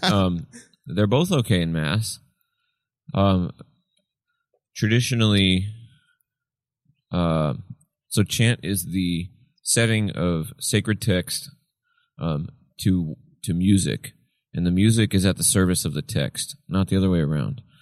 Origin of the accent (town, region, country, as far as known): Friendswood, Texas, United States; born or raised there; also born or lived in Tyler, Texas / Palestine, Texas